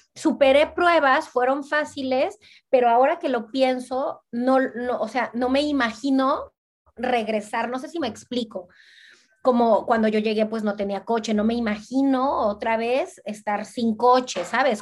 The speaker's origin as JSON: {"language": "Spanish", "region": "Veracruz", "country": "Mexico", "tie": "born or raised there", "also_born_or_lived": "Cancún, Mexico / Barcelona, Spain", "moved": "as an adult", "lives_now": "Brussels, Belgium", "said": "yo soy de Veracruz. Veracruz está en el centro, del Golfo de México. Y este, bueno, ahí de ahí es toda mi familia y viví toda mi vida."}